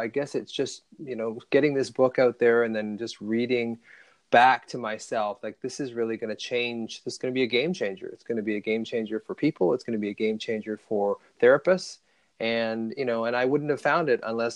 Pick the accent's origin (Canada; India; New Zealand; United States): Canada; Ontario; I was born in Ontario